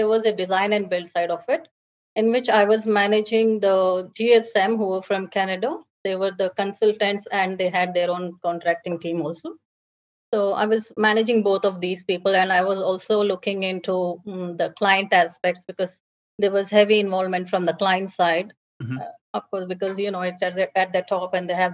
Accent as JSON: {"language": "English", "country": "India", "also_born_or_lived": "Dubai / Abu Dhabi", "moved": "as an adult", "lives_now": "Australia", "said": "I'm from India"}